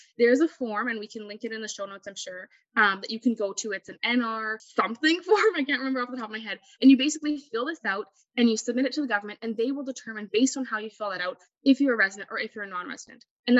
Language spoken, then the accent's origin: English; Canada; For example, me as a Canadian citizen